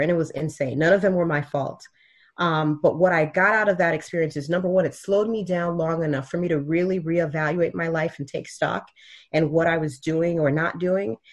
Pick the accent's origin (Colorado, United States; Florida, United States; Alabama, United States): Florida, United States; Miami; also born or lived in Haiti; I was raised in Miami